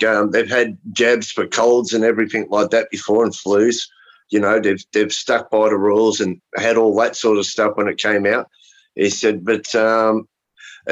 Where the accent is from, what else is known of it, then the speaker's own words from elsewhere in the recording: Australia; I'm from Australia.